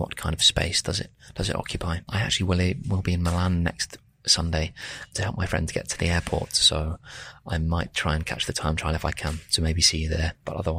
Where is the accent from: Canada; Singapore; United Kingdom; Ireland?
United Kingdom; Reading, South East England; moved away as an adult; now in Lombardy, Italy; I come from Reading originally